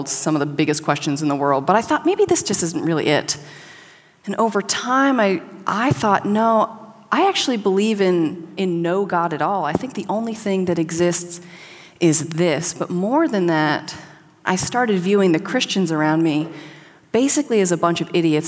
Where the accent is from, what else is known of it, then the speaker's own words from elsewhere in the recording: Southern California, United States; moved away as an adult; also born or lived in Connecticut; I grew up in Southern California in a very rural area